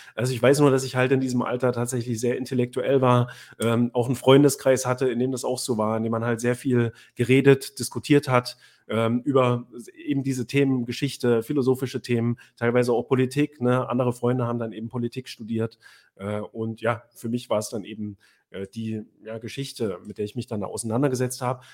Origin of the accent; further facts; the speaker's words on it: Weimar or Jena, Thuringia, Germany; also born or lived in Göttingen; von Weimar beziehungsweise Jena, wo ich aufgewachsen bin